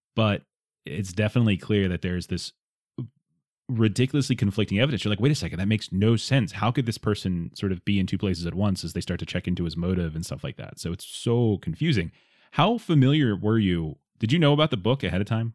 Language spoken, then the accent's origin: English; South Florida, United States; I grew up in South Florida